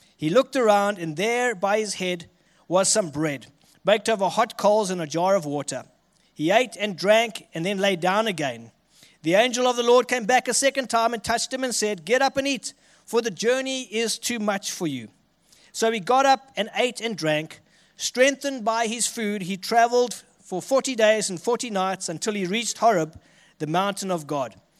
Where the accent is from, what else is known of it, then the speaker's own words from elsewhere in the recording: Richards Bay, KwaZulu-Natal, South Africa; accent: South African; moved away as an adult; now in Armidale, Australia; I'm from a city called Richards Bay, which is a coastal city on, uh, the east coast of South Africa